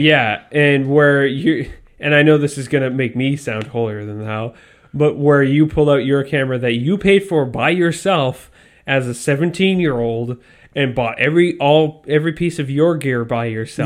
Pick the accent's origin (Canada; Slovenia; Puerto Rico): Canada; we're Canadian and we grew up poor